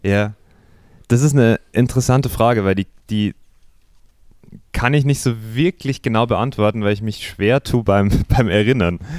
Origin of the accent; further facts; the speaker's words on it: Simbach am Inn, Bavaria, Germany; also born or lived in Eggenfelden; ich bin aufgewachsen in Simbach. Das ist noch ein kleineres Kleinstädtchen als Eckenfelden. ähm, aber ja, nicht München, sondern bayerische, niederbayerische Provinz